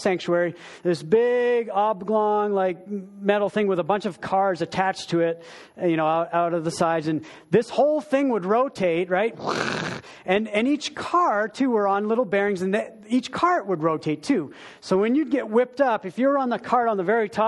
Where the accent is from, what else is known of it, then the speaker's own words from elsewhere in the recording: Wilton, Maine, United States; moved away; I grew up in a little town. There was about 1,000 people in my town, little Wilton in Maine, the state